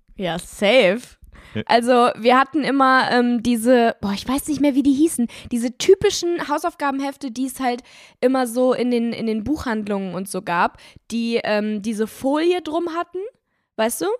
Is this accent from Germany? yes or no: yes; Germany; Bei uns in Deutschland